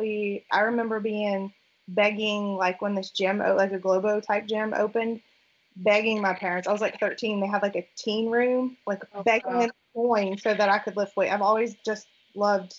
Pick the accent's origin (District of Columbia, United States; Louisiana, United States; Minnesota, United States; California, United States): Louisiana, United States; New Orleans; moved away as an adult; also born or lived in Mobile, Alabama; So I grew up in New Orleans, Louisiana, just outside, like suburbs. Lived there my whole life until freshman year of college